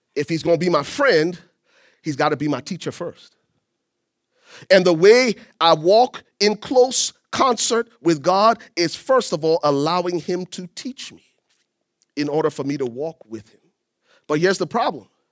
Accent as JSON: {"language": "English", "country": "Liberia", "moved": "yes", "said": "I'm originally from Liberia."}